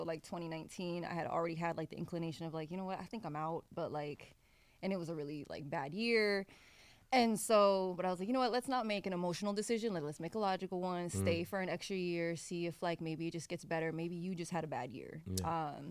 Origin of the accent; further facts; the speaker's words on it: Miami, Florida, United States; also born or lived in Philadelphia / New York; now in Portland, United States; I was born in Miami, but I've called the Northeast, like Philadelphia, New York, home for a long time.